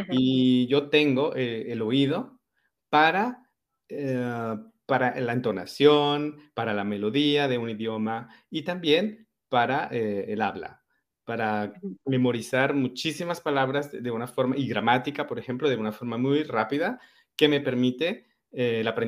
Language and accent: Spanish; Madrid, Community of Madrid, Spain; also born or lived in Colombia / Barcelona; Eh, por temas familiares nos fuimos a vivir a Madrid y yo crecí, eh, bueno, mi colegio lo terminé en Madrid. Después de, de hacer el bachillerato, nos fuimos a vivir a Barcelona y allá se quedó mi mamá yo de Barcelona decidí empezar a hacer mi